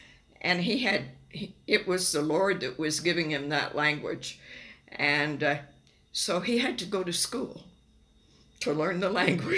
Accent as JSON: {"language": "English", "region": "Lagos", "country": "Nigeria", "tie": "born there", "said": "I was born in Nigeria, West Africa, in Yaba County."}